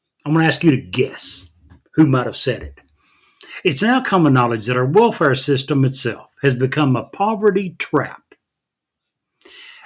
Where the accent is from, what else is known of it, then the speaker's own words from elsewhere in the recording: Monticello, Kentucky, United States; I was born and raised in Monticello, Kentucky.